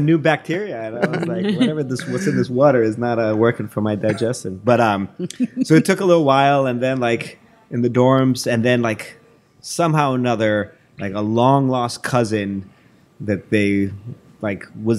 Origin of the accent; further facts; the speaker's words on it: Mexico; So born and raised in Mexico. My mother's American. My dad is from Mexico.